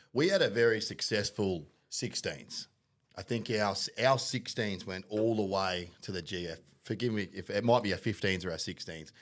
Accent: Penrith, New South Wales, Australia; moved away; also born or lived in Mount Druitt; I'm from New South Wales originally, born in Penrith

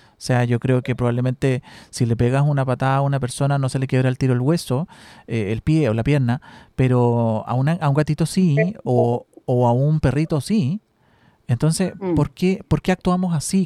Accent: Chile

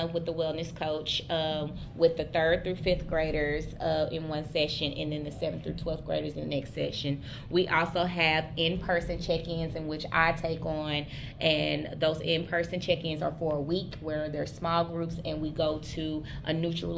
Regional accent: Oklahoma, United States; also born or lived in Lawrence, Kansas; I am Seminole from Oklahoma, part of the Ocheese tribe

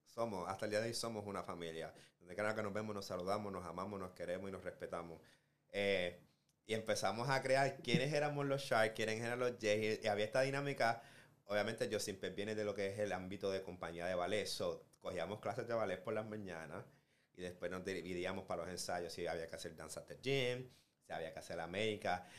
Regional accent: Puerto Rico; now in United States; yo vengo de Puerto Rico

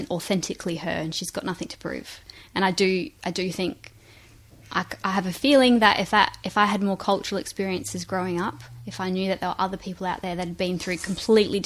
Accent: Strathalbyn, South Australia, Australia; me growing up in Strathalbyn, in a small country town

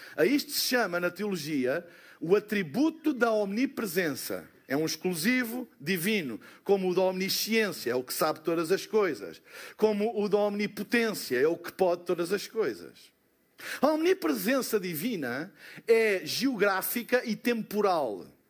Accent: Portugal; eu sou de Portugal

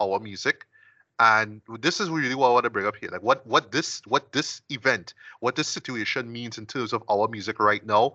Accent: Trinidad & Tobago; I'm a Trinidadian

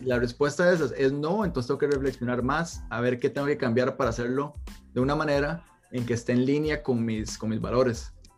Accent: Costa Rica; moved away

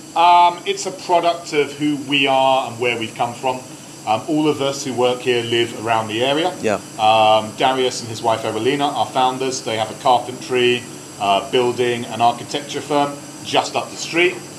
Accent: London, United Kingdom; I'm not Polish, I'm a Londoner

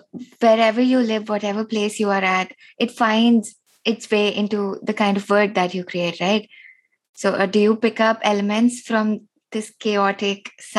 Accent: Delhi, India; I'm from Delhi.

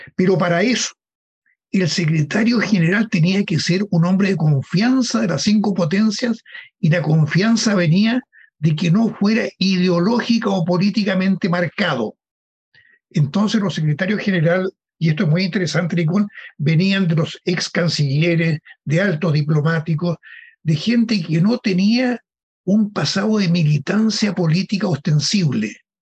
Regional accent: Chile; nosotros somos chilenos que queremos a nuestro país

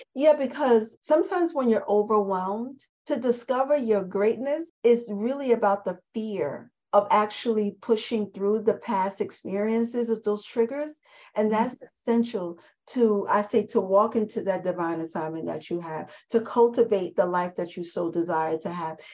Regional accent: New York City, New York, United States; I'm a girl from the Bronx

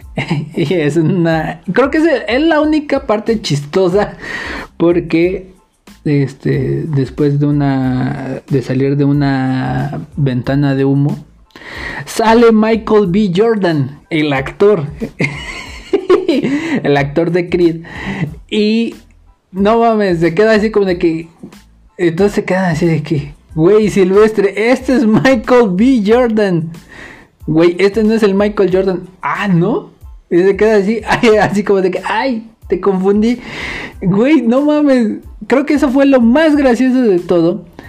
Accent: Mexico; los mexicanos dejamos mensajes encriptados

